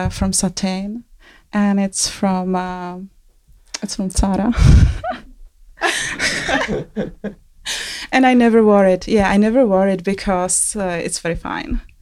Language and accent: English; Czechia; English is a second language; I am from Czech Republic